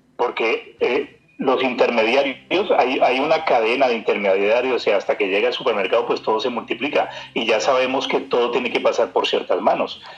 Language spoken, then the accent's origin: Spanish; Colombia; now in Germany; nosotros también somos parte de Colombia